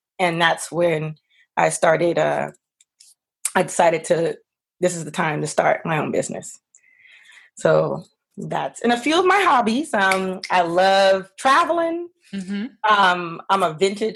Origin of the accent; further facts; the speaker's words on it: Los Angeles, California, United States; also born or lived in Washington, D.C.; I'm originally from Los Angeles